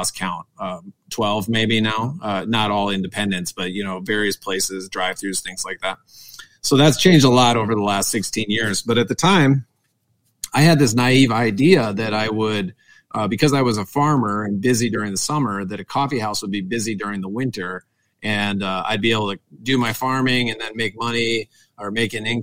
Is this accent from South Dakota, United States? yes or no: yes; South Dakota, United States; also born or lived in Pierre, South Dakota / Minnesota; I'm a South Dakota boy. I grew up in South Dakota. I grew up on a farm. I went to high school in the capital of South Dakota, also known as Pierre.